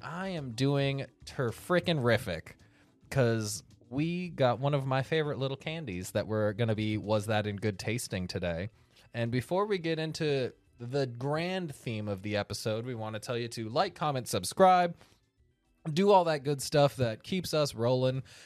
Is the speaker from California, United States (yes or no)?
yes; Sacramento, California, United States; my hometown of Sacramento